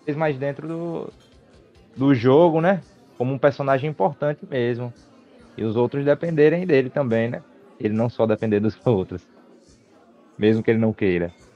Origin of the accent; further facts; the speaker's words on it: Sergipe, Brazil; accent: Northeastern; A referência é de morar no Nordeste mesmo, ser sergipano